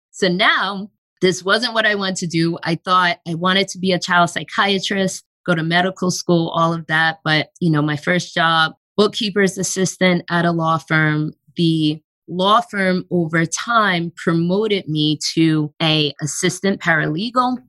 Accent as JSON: {"language": "English", "area": "Long Island", "region": "New York", "country": "United States", "tie": "born or raised there", "said": "I grew up in New York on Long Island"}